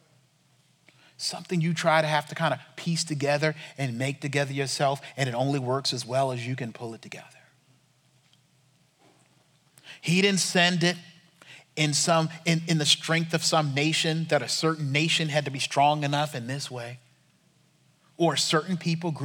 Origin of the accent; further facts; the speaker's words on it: United States; We can't handle being Americans.